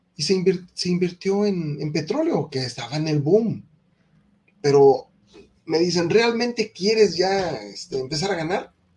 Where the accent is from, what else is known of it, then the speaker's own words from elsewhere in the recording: Mexico; En mi país, en México